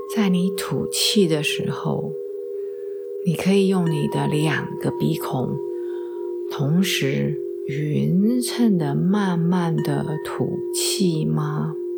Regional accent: Taiwan; moved away as an adult; 我们台湾人

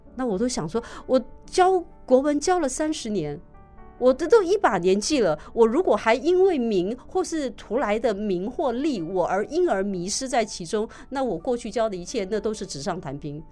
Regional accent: Taiwan; 我们台湾人

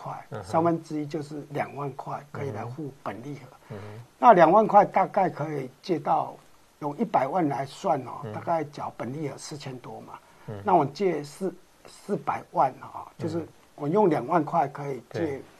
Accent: Yilan County, Taiwan; 那是我们宜兰人的收入来比较，如果对你们台中市的人或台北市的人来比是价格。

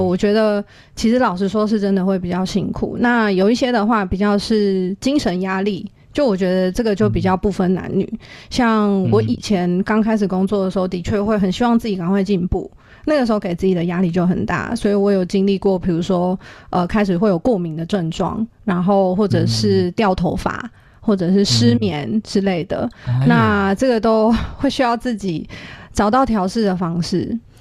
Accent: Taiwan; 我自己真的是就是土生土长的台湾土鸡

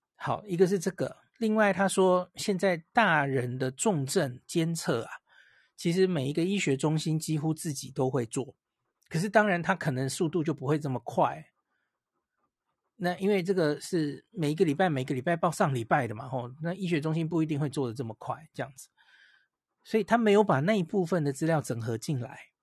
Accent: Taiwan; 我们台湾大概从欧美回来的人占比没有那么多了

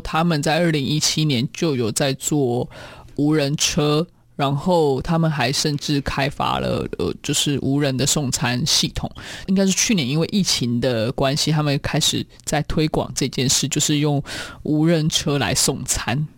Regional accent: Taiwan; moved away as an adult; also born or lived in Siberia, Russia; 我是来自台湾的

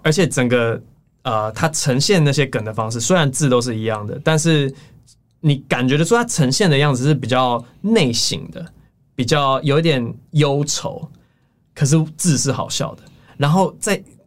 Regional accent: United States; now in Taiwan; 我小时候在美国长大，然后现在回台湾嘛

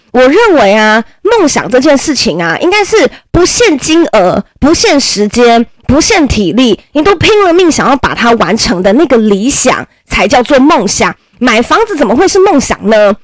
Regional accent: Nantou County, Taiwan; 我还是个南投人哦，我还不是台北人哦，我是南投人

